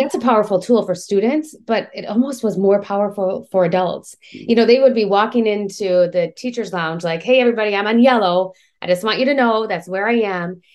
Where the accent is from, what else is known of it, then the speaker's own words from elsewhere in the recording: Michigan, United States; now in Georgia, United States; I'm from Michigan